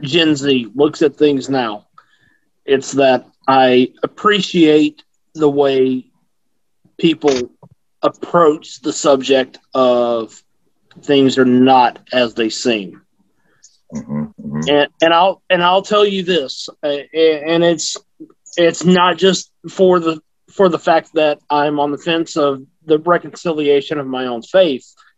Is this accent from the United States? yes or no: yes; the South, United States; I grew up in the South